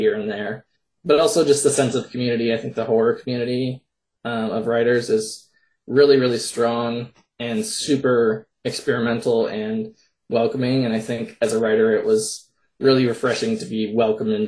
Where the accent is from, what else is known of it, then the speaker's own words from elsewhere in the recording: Minnesota, United States; I'm from Minnesota